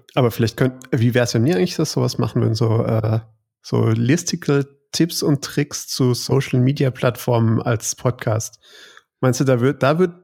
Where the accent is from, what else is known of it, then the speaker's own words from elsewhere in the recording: Stuttgart, Baden-Württemberg, Germany; als Stuttgarter